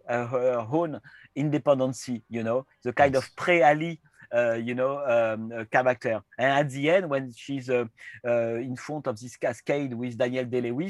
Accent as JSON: {"language": "English", "country": "France", "accent": "French", "second_language": "English", "said": "Again, my accent is a French accent, so I'm really"}